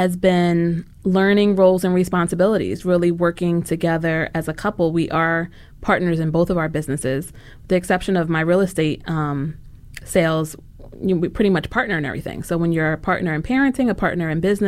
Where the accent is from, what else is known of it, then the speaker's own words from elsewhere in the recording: New York, United States; moved away as an adult; now in Philadelphia, United States; being a New Yorker